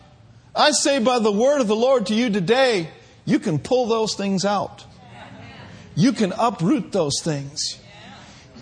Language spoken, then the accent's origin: English; Minneapolis, Minnesota, United States; growing up in Minneapolis